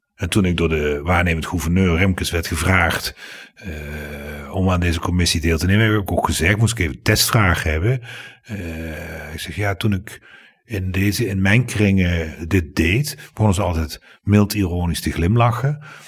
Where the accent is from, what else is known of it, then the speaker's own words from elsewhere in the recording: Limburg, Netherlands; ik ben geen Brabander. Nee, ik ben Limburg